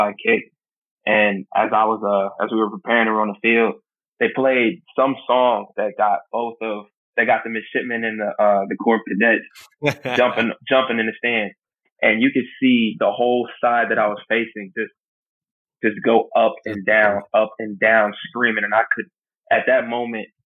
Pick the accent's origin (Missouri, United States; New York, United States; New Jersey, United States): New Jersey, United States; Sicklerville; moved away as an adult; now in Norfolk, United States; me growing up in New Jersey, I went to Eagles games a lot